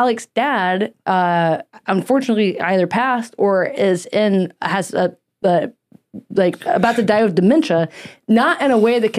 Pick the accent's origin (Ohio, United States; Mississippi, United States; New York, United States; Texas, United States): Mississippi, United States; accent: southern; moved away; I grew up in the South